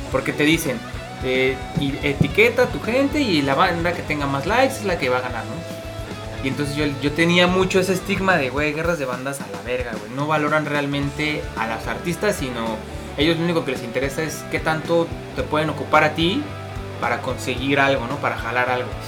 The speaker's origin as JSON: {"language": "Spanish", "region": "Mexico City", "country": "Mexico", "said": "venimos de la Ciudad de México"}